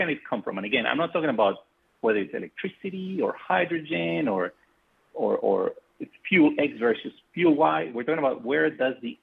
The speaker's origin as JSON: {"language": "English", "country": "Colombia", "moved": "as an adult", "said": "I am from Colombia originally, and I came to MIT as an undergrad master's student"}